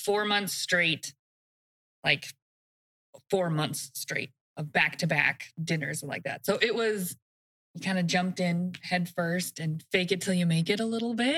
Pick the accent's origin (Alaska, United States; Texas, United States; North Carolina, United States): Alaska, United States; Southeast; now in Pine Island, United States; I grew up in Southeast Alaska. I was born and raised there to a commercial fishing family.